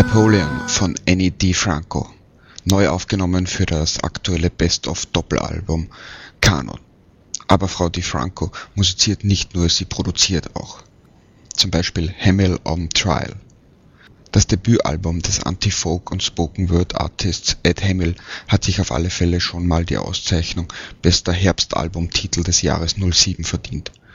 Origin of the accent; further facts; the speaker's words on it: Vienna, Austria; in meiner Heimatstadt